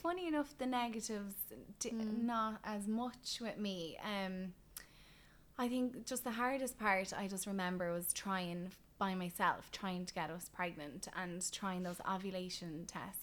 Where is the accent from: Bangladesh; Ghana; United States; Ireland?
Ireland; as an Irish woman